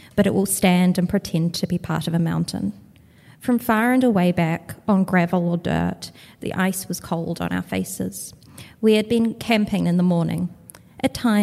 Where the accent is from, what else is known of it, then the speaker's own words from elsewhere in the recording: Wellington, New Zealand; I'm from Wellington, New Zealand.